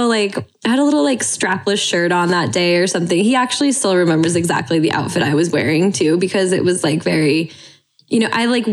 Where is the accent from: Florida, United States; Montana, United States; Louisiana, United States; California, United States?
Montana, United States; growing up in Montana, I mean, my dad is like works with his hands.